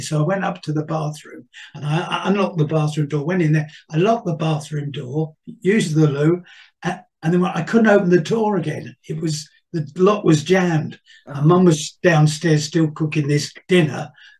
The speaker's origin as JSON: {"language": "English", "region": "London", "country": "United Kingdom", "tie": "born or raised there", "said": "I was born in Stepney. I was born about 100 yards from St. Mary in the Bow"}